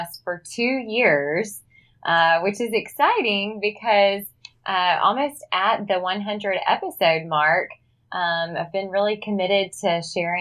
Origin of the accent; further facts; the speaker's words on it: Mississippi Delta, United States; moved away as an adult; also born or lived in Tennessee; now in Nashville, United States; I grew up in the Mississippi Delta in a small town